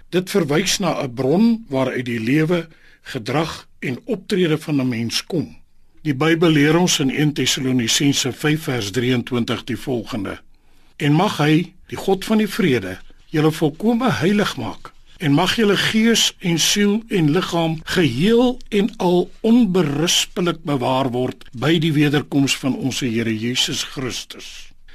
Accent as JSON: {"language": "Afrikaans", "country": "South Africa", "said": "ons as Suid-Afrikaners"}